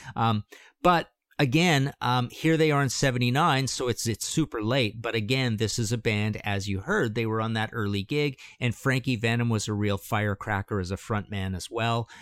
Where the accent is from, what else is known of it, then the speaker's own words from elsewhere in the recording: Canada; I'm from Canada